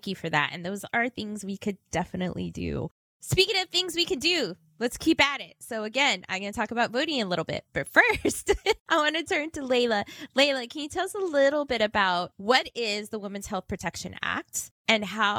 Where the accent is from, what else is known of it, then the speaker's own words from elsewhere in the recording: Texas, United States; I am from Texas. I love my state